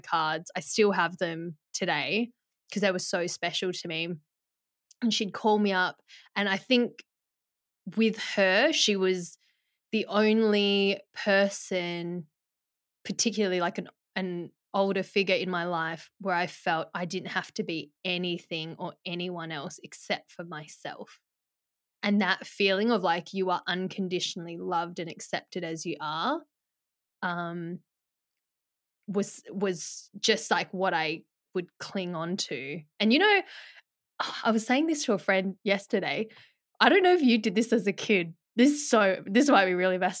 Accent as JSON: {"language": "English", "town": "Perth", "region": "Western Australia", "country": "Australia", "tie": "born or raised there", "also_born_or_lived": "Melbourne, Victoria, Australia", "said": "we moved from Melbourne to Perth"}